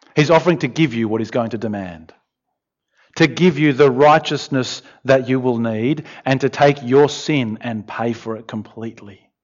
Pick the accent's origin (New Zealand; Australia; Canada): Australia; I'm Australian